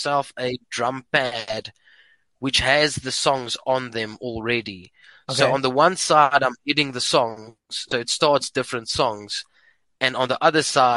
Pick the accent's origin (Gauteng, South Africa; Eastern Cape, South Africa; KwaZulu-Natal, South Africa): Eastern Cape, South Africa; Port Elizabeth; moved away as an adult; now in Pretoria, South Africa; I'm from Port Elizabeth